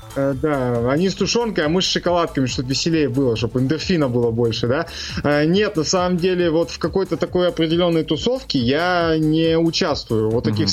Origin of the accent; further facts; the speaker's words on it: Chelyabinsk, Chelyabinsk Oblast, Russia; я из Челябинска